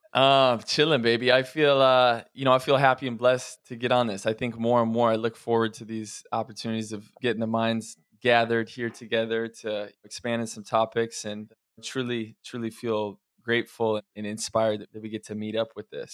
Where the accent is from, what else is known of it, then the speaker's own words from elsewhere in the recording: Oregon and Idaho, Pacific Northwest, United States; I grew up a lot of my childhood was in Oregon and Idaho